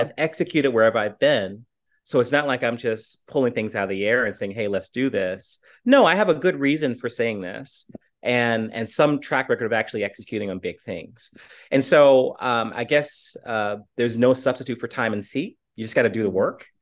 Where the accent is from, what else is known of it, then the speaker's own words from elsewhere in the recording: Portsmouth, Virginia, United States; moved away; also born or lived in Chattanooga; my hometown of Portsmouth, Virginia